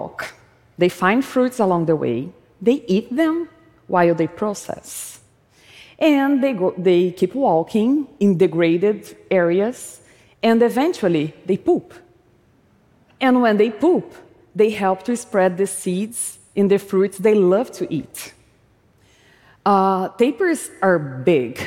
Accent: Brazil; When I was a child, growing up in Brazil

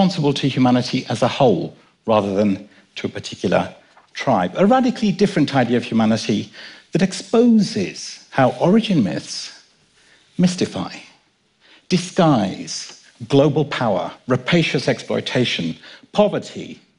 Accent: London, United Kingdom; born or raised there; also born or lived in Kenya

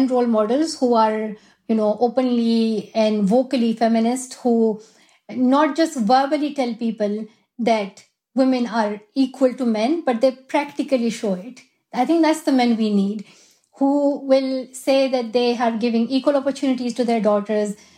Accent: Swat Valley, Khyber Pakhtunkhwa, Pakistan; moved away; also born or lived in Shangla; I definitely want to go to Pakistan. That is my home country. And I love where I'm from, Swat Valley

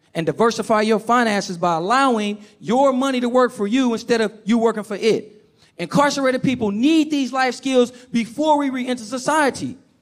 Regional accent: Oakland, California, United States; I grew up in Oakland, California

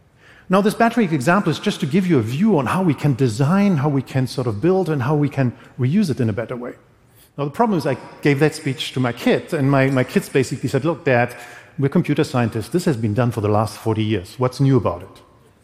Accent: Berlin, Germany; English is a second language; This is a part, I come from Berlin. This is an old industrial part of this town, which we are going to rebuild completely.

